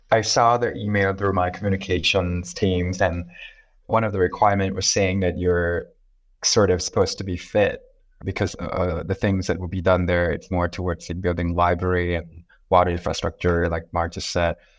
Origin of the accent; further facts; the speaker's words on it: Thailand; I'm from Thailand